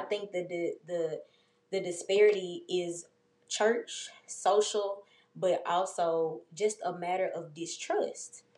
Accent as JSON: {"language": "English", "town": "Memphis", "region": "Tennessee", "country": "United States", "tie": "born or raised there", "said": "I grew up in White Haven, being in my neighborhood"}